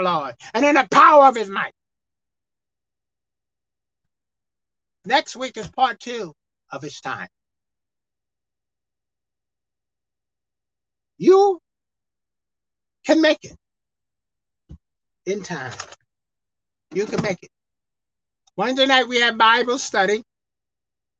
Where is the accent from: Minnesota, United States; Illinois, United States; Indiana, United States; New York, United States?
New York, United States; New York City; I'm from Brooklyn, New York. That's where I was born.